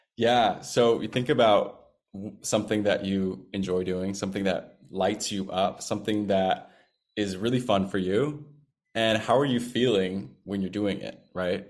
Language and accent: English; Seattle, Washington, United States; moved away; my hometown of Seattle, Washington